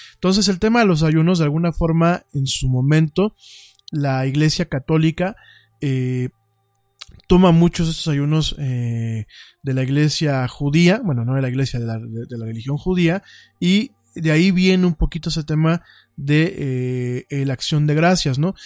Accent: Mexico; la mexicanidad y las costumbres de nuestro pueblo

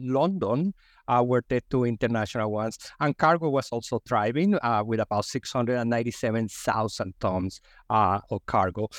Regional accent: Colombia; English is a second language; also born or lived in Texas, United States; now in Philadelphia, United States; I am an immigrant from Colombia, as you can tell by my accent.

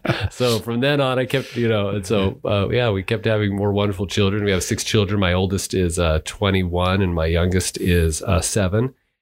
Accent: Albuquerque, New Mexico, United States; Okay, so I grew up in Albuquerque, New Mexico.

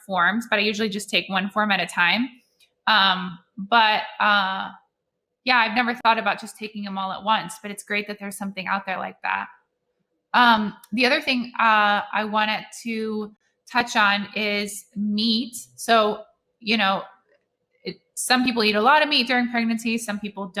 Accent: Netherlands; moved away; I grew up in Holland and we ate liverwurst

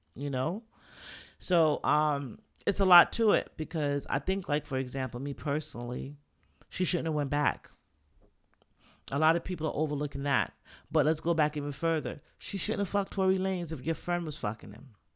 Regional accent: New York City, New York, United States; also born or lived in Jamaica; now in Florida, United States; I'm Jamaican, Caribbean, from the Bronx

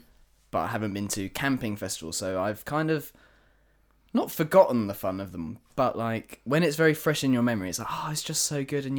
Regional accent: England, United Kingdom; Because we're English

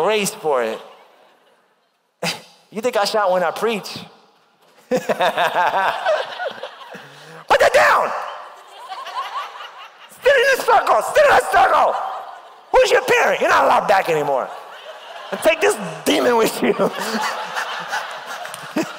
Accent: New York, United States; moved away; when I was growing up in New York.

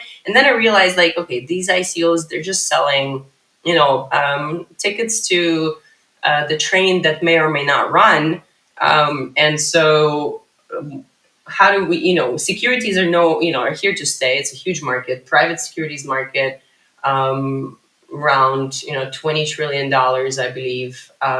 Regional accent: Ukraine; also born or lived in United States; now in Israel; I moved to Israel when I was 21 from the U.S. Although I'm originally from Ukraine, but I moved from the U.S. to Israel in 2005.

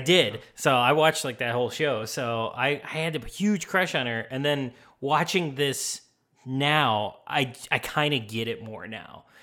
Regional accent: Chicago, Illinois, United States; moved away; I was from Chicago.

